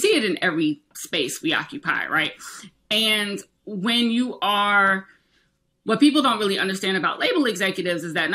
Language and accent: English; South Carolina, United States; moved away as an adult; now in New York City, United States; I was born in New York. I grew up in South Carolina, but I spent all my summers and holidays here, and I've been here my entire adult life.